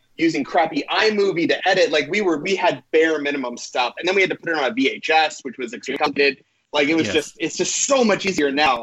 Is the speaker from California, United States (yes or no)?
yes; Irvine, California, United States; born or raised there; also born or lived in Boston, Massachusetts